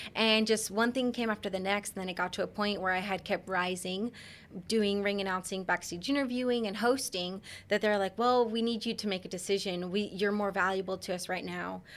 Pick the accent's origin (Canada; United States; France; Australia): United States; Central Florida; Born and raised in Central Florida